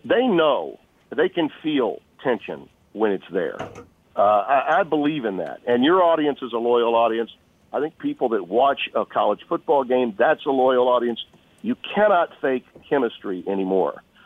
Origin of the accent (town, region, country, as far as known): Shreveport, Louisiana, United States; born or raised there; also born or lived in Goose Bay, Labrador / Monroe, Louisiana